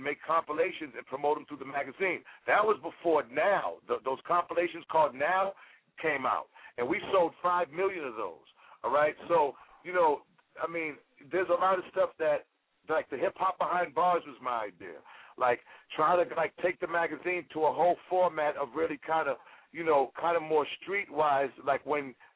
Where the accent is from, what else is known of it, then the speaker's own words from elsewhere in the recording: Boston, Massachusetts, United States; I grew up in Boston